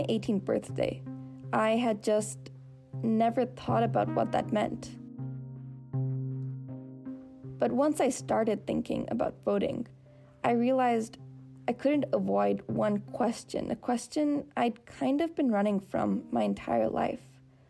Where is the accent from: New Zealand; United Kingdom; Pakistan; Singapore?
Singapore; I was born in Singapore. My family and I have lived in Singapore for the last 11 years. I graduated high school here. But my family and I were Indian.